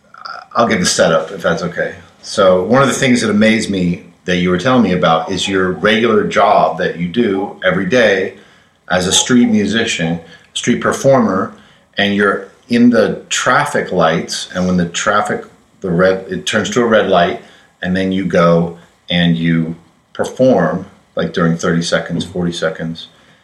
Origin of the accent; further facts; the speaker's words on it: United States; Now, I struggled with the spelling on that because, well, you know, I'm an American.